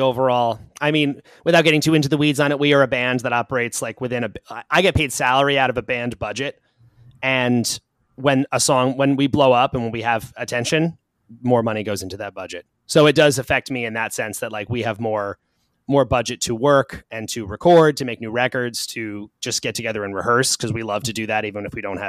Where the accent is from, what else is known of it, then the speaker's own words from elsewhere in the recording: Long Island, New York, United States; Long Island. So not too far from where I am now.